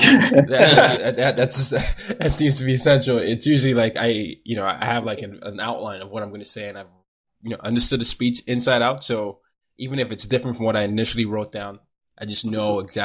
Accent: Nigeria; now in United States; I'm Nigerian

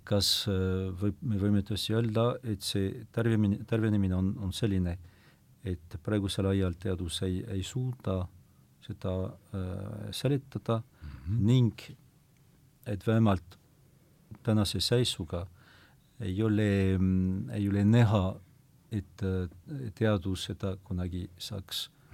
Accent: foot of the Pyrenees, about 100 km west of Lourdes, Nouvelle-Aquitaine, France; Estonian is a second language; now in Estonia; ma olen sündinud äh, Pirenee mm -hmm. jalamil muuhulgas, aga umbes sada kilomeetrit äh, lääne poole äh, võrreldes Lourdiga

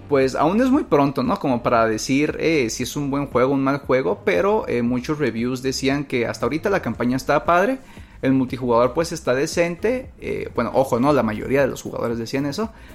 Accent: Mexico; Que somos mexicanos

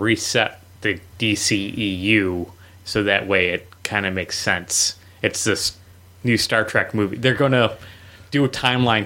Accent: United States; We live in the United States.

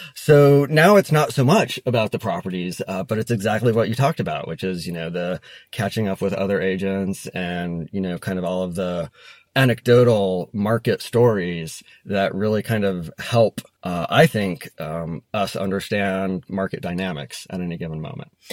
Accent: Denver, Colorado, United States; when I was a kid growing up in Denver

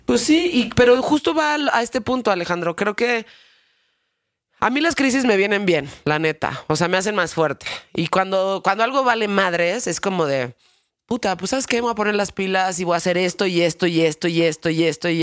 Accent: Mexico; vivo en México y que soy mexicano

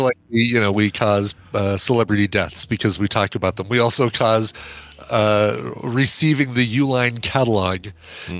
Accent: Colorado, United States; I'm from Colorado.

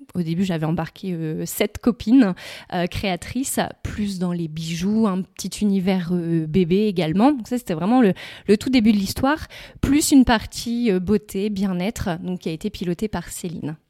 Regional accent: Sainghin-en-Weppes, Hauts-de-France, France; also born or lived in Richebourg / Lorgies; J'ai grandi, voilà, j'ai grandi à Sante

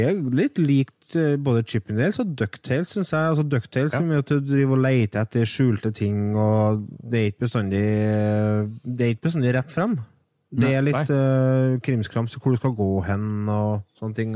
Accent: Trøndelag, Norway; Jeg er trønder

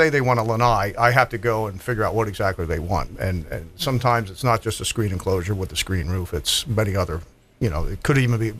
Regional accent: Philadelphia, Pennsylvania, United States; And I can understand that because I came here from Philadelphia. And in Philadelphia, we had patios and we had classrooms.

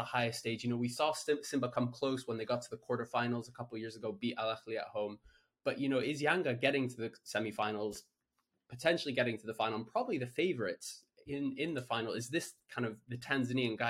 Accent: Kenya; as a Kenyan

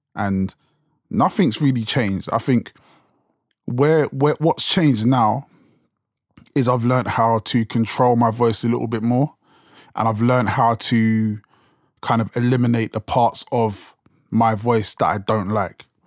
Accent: London, United Kingdom; accent: South London; it's so, like, South London accent strong

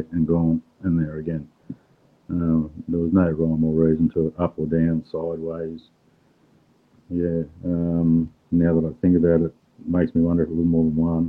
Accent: Queensland, Australia; We're in a Queenslander

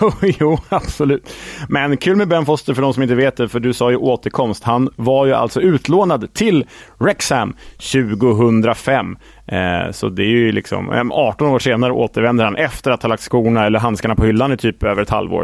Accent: Sweden; som svensk

